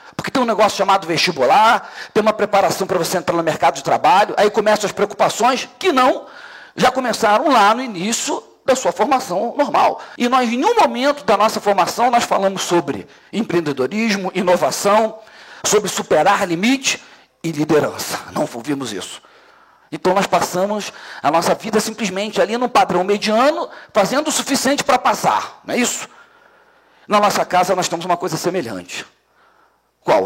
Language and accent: Portuguese; Brazil; nós somos brasileiros que escolhemos trabalhar numa atividade chamada segurança pública